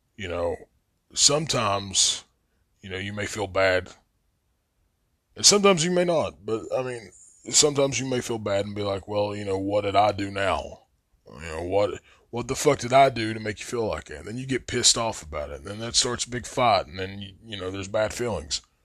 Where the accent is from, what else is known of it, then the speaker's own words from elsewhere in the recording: Logan, West Virginia, United States; I was growing up in Logan